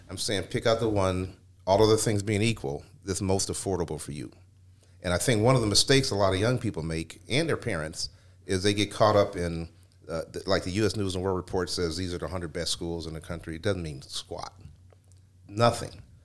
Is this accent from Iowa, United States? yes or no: no; Cleveland, Ohio, United States; I grew up in the Glenville area